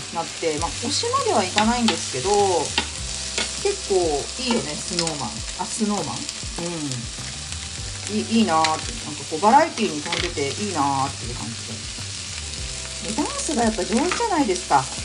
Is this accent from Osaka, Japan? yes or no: no; Tokyo, Japan; 東京に住んでおりましたので東京出身なんでね